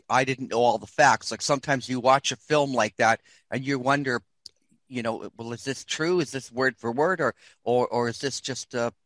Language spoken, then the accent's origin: English; Canada; I'm Canadian